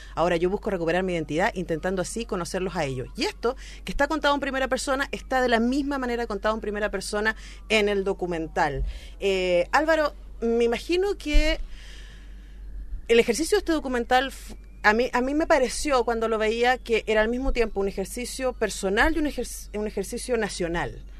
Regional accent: Chile; como chilena

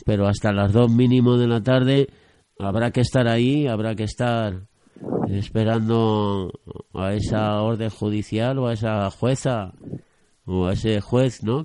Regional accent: Spain; como aborregados españoles o de este país

